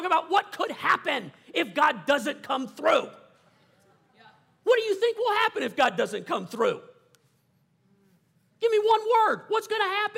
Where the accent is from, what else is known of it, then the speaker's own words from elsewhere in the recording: South Louisiana, United States; I grew up in South Louisiana